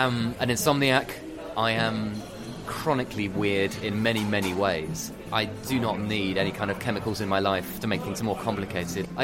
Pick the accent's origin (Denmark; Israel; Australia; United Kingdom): United Kingdom; being a Brit, but actually I'm half French as well